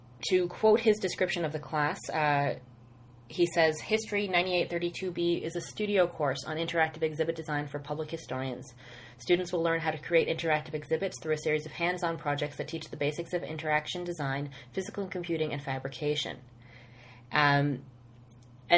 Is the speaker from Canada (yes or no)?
yes; Nova Scotia, Canada; moved away as an adult; now in London, Ontario, Canada; I'm from Nova Scotia.